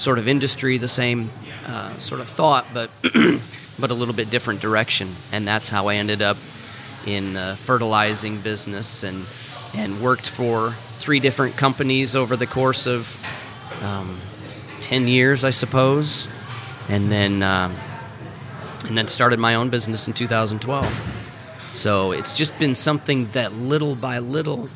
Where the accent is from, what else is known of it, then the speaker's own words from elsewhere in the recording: Iowa, United States; moved away as an adult; now in Missouri, United States; I grew up in Iowa